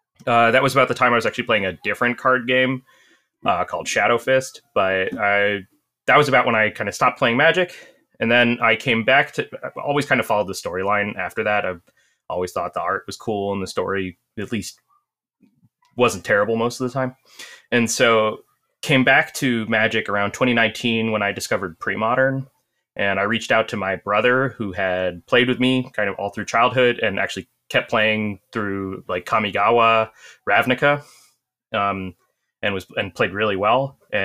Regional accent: New Jersey, United States; I'm from Central New Jersey.

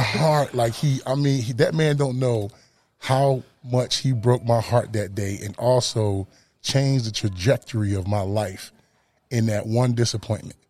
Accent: Camden, New Jersey, United States; moved away as an adult; also born or lived in Dallas, Texas / North Carolina; I'm from Camden, New Jersey, born and bred, you know, East Coast boy till

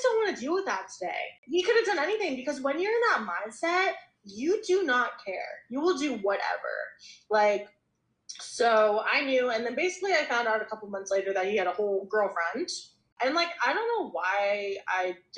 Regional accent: Charlotte, North Carolina, United States; I grew up in Charlotte, North Carolina

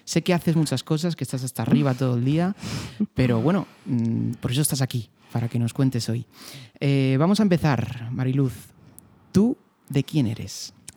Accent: Fuentidueña de Tajo, Community of Madrid, Spain; ser de Fuentidueña

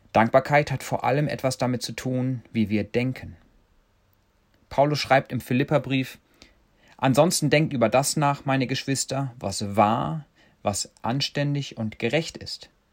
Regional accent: Germany; now in Kenya; wir Deutschen

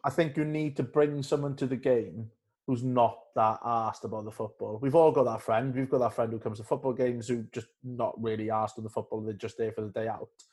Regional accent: Carmarthen, Wales, United Kingdom; also born or lived in Wandsworth; now in London, United Kingdom; I'm from Carmarthen and I support Cardiff

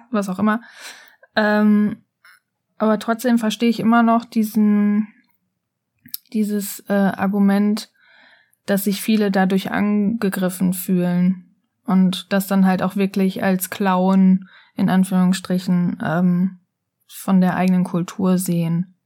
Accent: Germany; bei uns in Deutschland

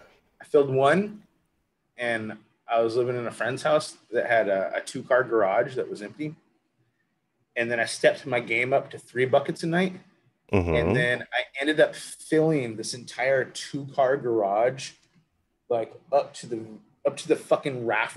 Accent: Anchorage, Alaska, United States; I grew up in Anchorage. Okay. Born and raised.

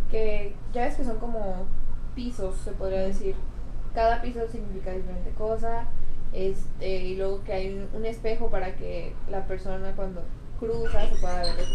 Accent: Mexico

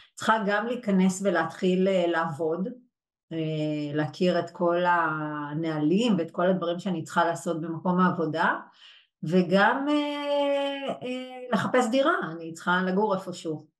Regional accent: Yehud, Central District, Israel; also born or lived in Brussels; נולדתי וגדלתי ביהוד

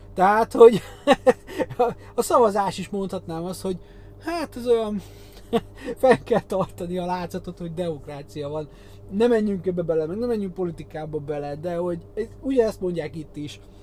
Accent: Hungary; európai magyar

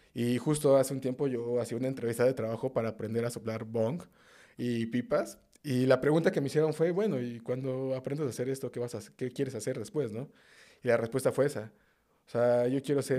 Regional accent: Mexico City, Mexico; Sí, yo soy de, nativo de la Ciudad de México, de justo del norte de la ciudad. Soy de Azcapotzalco, Tepaneca

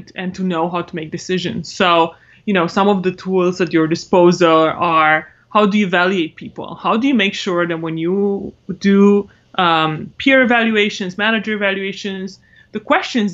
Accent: Romania; English is a second language; moved away as an adult; now in United States; I'm originally from Romania. Came to the States for college on a scholarship.

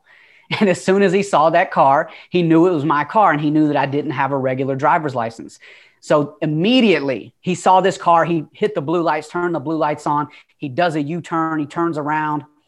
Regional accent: Atlanta, Georgia, United States; accent: Southern twang; moved away; also born or lived in California; I don't know if you can tell by the twang, but like I said before, I'm from Atlanta. I'm not originally from California. Uh, you could probably hear that Southern twang in my voice. Uh, but yeah, I was born in Atlanta

